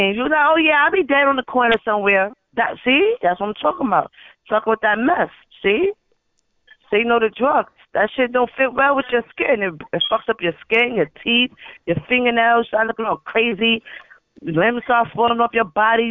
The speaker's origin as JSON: {"language": "English", "region": "New York", "country": "United States", "said": "I'm from New York"}